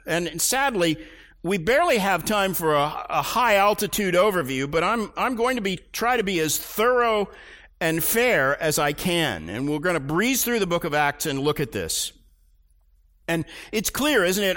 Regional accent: Tulsa, Oklahoma, United States; I grew up in Tulsa, Oklahoma

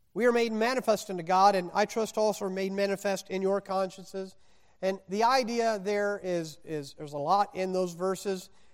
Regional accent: Indiana, United States; moved away; also born or lived in Mississippi / Wisconsin / the West; I was born in Mississippi, raised in Indiana, college in Wisconsin

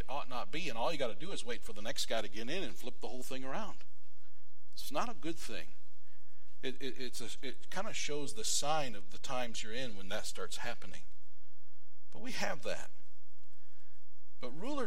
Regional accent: United States; being an American

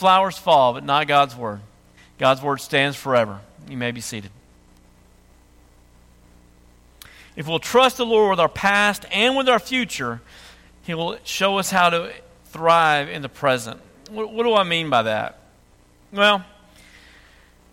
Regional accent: United States; accent: redneck

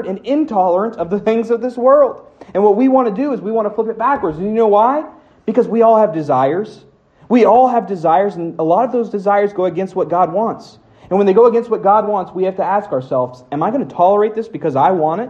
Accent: United States; I'm born here. I'm an American

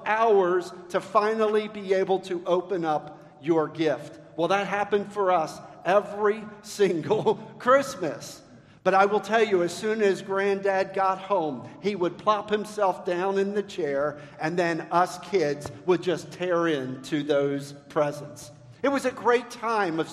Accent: Baltimore, Maryland, United States; I grew up in Baltimore, Maryland

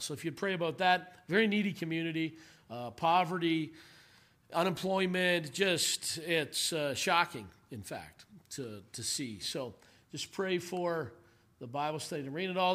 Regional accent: Canada; moved away as an adult; now in South Africa; as a Canadian

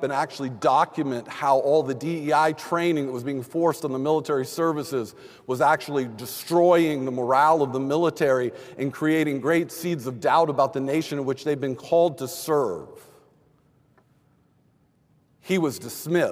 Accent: Texas, United States; I grew up in Texas

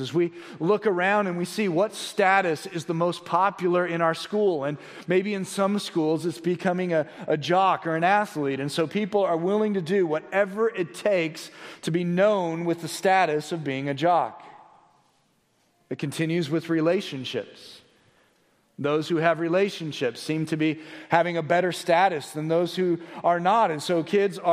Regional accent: Blue Springs, Missouri, United States; now in Johnson County, Kansas, United States; I was driving out to my hometown of Blue Springs, which is on the Missouri side, and I remember growing up

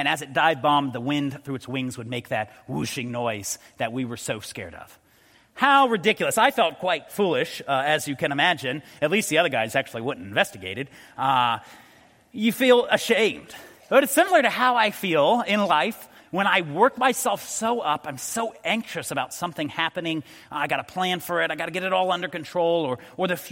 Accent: Colorado, United States; moved away; I grew up in Colorado

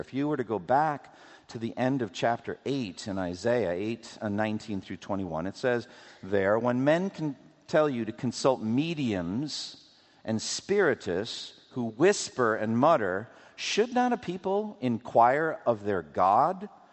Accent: Framingham, Massachusetts, United States; I was growing up in Boston, in eastern Massachusetts, we would drive from my home in Framingham

